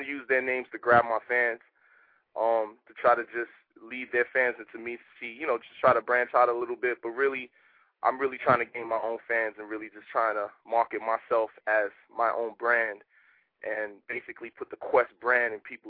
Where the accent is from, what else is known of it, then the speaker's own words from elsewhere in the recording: Bronx, New York, United States; I'm an artist from the Bronx.